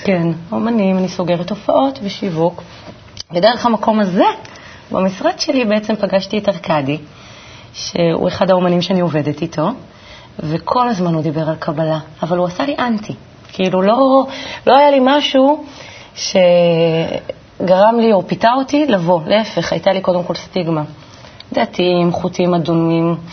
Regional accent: Kiryat Tivon, Northern District, Israel; גדלתי בטבעון

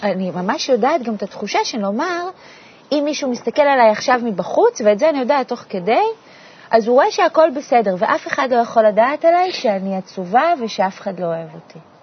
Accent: Ramat Zvi, Northern District, Israel; גדלתי ברמת צבי, שזה מושב הכי שכוח אל ליד עפולה

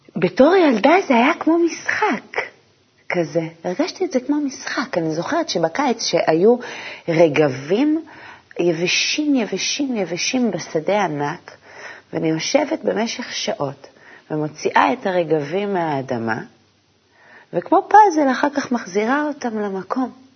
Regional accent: a moshav near Mount Gilboa, Northern District, Israel; גדלתי במושב, אה, ליד הגלבוע

